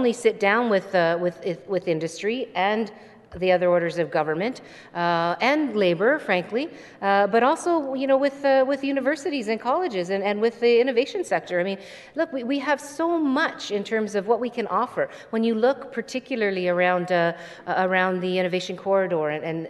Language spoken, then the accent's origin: English; Hamilton, Ontario, Canada; I grew up in Stony Creek, which is now part of Hamilton